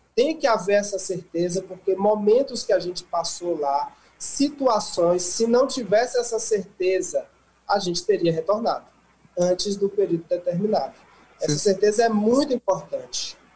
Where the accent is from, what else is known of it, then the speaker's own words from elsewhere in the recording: Bahia, Brazil; moved away as an adult; na Bahia, que eu sou de lá da Bahia